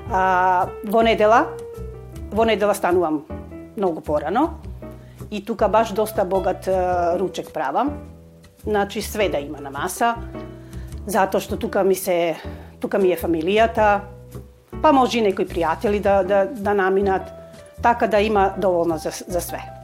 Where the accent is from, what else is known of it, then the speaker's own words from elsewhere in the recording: Skopje, North Macedonia; also born or lived in Ohrid; now in Petrovaradin, Serbia; потекнувам од Македонија. Родена сум во Охрид, али од 4 години сум во Скопје. Моите родители се преселија во Скопје, затоа што татко ми беше полицаец и имаше работа во Скопје.